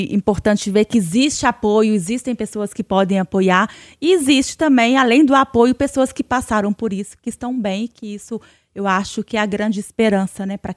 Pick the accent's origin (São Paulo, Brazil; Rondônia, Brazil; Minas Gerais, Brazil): Minas Gerais, Brazil; Vale do Aço; a gente é lá do Vale